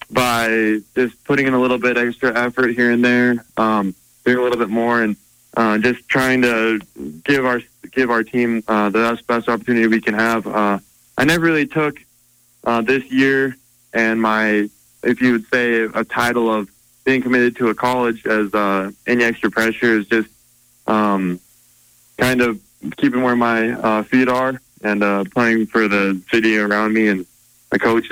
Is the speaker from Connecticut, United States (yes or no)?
no; Butte, Montana, United States; It's a good question for kids growing up in Butte